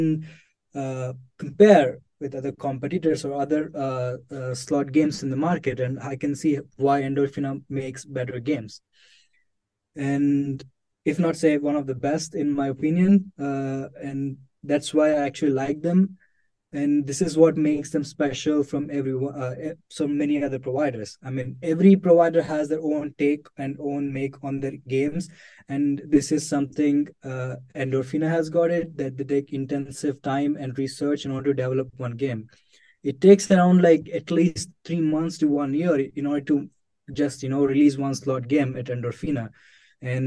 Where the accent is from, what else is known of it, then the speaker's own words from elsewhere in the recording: India; moved away as an adult; now in Czech Republic; I'm from India.